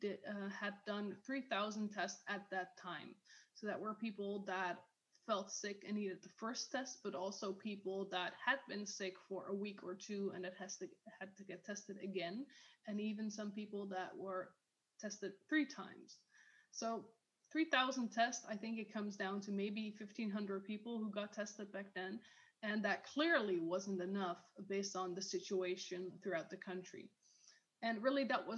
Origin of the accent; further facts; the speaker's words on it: Netherlands; in my country, I'm from the Netherlands